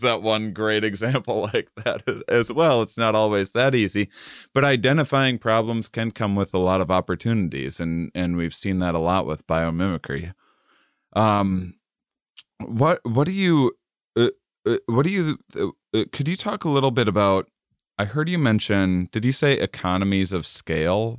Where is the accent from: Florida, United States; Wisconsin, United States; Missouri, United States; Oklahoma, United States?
Wisconsin, United States; moved away; also born or lived in Texas; I'm from Wisconsin.